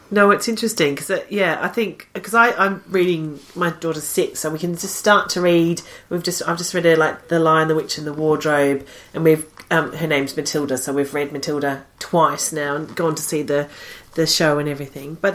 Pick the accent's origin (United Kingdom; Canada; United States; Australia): United Kingdom; Peckham, London; I'm technically from Peckham